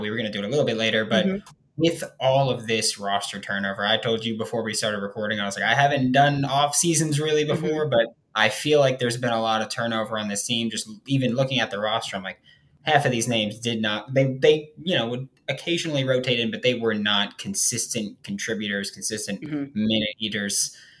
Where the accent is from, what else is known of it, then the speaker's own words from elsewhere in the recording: Queens, New York, United States; because she's from Queens, I'm from Queens